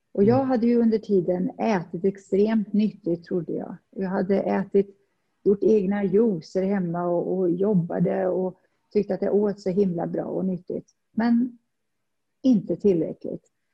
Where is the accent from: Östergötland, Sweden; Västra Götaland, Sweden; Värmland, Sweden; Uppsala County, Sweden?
Värmland, Sweden; Värmland forests, Sweden; moved away as an adult; also born or lived in Stockholm, Sweden / Saudi Arabia; now in Dubai, United Arab Emirates; Jag kommer från Värmlandsskogen och ja, flyttade upp till Stockholm som 19-åring